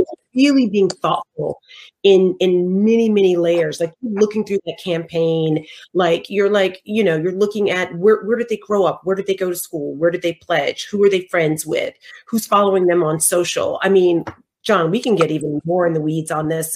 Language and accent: English; the South, United States; we're both from the South